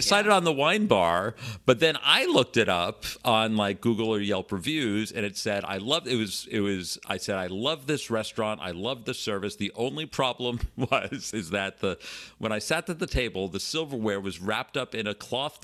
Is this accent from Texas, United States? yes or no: no; Port Washington, New York, United States; I went to my hometown, Port Washington